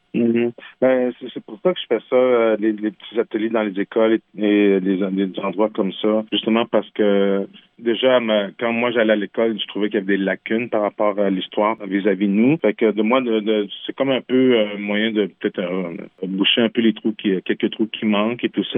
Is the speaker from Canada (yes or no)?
yes; Quebec, Canada; first language French; j'ai grandi au Québec dans un petit village qui s'appelle Manceau. j'ai grandi dans un village québécois